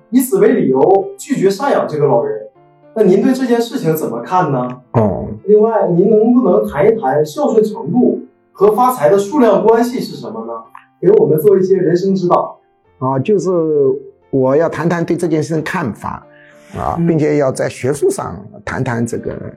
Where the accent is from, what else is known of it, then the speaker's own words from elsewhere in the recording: China; 我们中国人